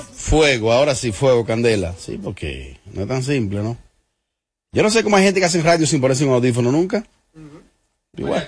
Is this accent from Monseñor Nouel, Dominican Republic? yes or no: yes; Bonao, Monseñor Nouel, Dominican Republic; Yo que me crié en Bonao